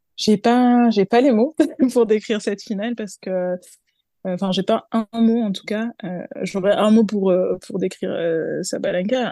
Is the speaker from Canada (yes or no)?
no; France; en tant que Française